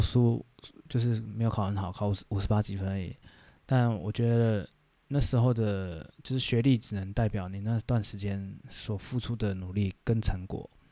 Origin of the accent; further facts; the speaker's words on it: Taiwan; 我们台湾人